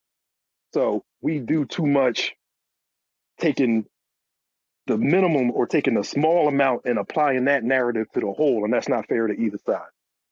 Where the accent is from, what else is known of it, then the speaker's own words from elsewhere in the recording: Philadelphia, Pennsylvania, United States; I'm from Philly